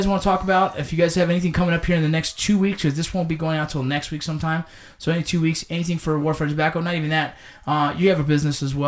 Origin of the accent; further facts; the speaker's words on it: Los Angeles, California, United States; I grew up in Los Angeles, California, in the area of Los Angeles, California. I actually grew up in San Fernando Valley